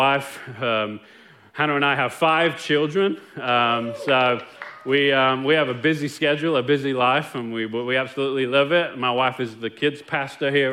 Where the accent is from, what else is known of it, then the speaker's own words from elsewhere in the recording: Nottingham, East Midlands, United Kingdom; moved away as an adult; now in Longview, United States; me growing up in Nottingham, England